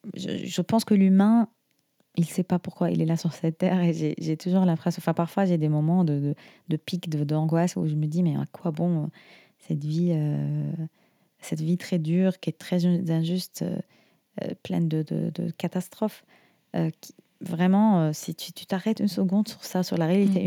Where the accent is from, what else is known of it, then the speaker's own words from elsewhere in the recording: Syria; nous, en Syrie, par exemple, on a, des, euh, on a quelques villages